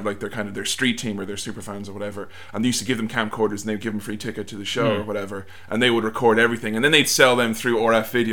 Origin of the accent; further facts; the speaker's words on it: Ireland; as an Irishman